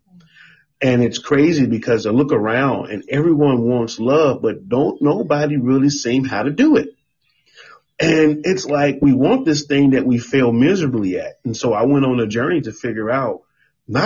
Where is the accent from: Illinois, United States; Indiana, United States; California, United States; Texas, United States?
Illinois, United States; Chicago; moved away as an adult; now in Miami, United States; we are originally from Chicago, Chi-Town